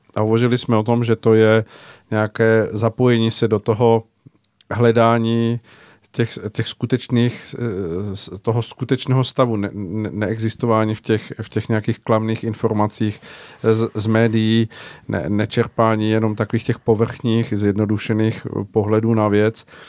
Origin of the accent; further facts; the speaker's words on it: Czechia; my jako Češi jsme někdy nebyli